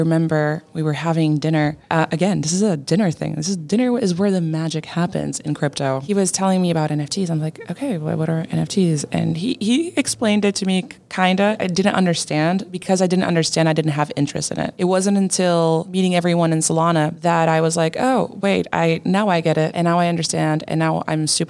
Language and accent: English; Portugal; I am a YouTuber from Portugal